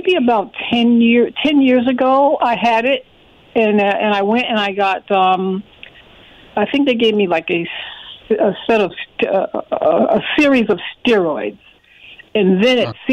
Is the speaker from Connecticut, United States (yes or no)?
yes; Connecticut, United States; I'm from the Connecticut area